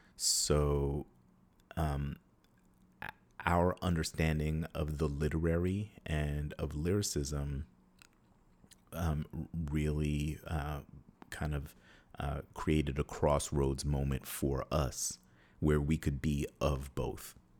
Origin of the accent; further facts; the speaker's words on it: New York, United States; moved away as an adult; also born or lived in Atlanta / Oakland; growing up in New York